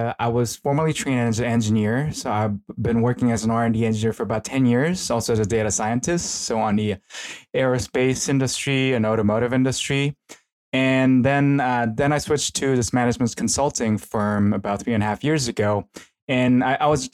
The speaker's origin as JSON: {"language": "English", "country": "South Korea", "tie": "born or raised there", "moved": "yes", "lives_now": "Tokyo, Japan", "said": "I'm originally from Korea."}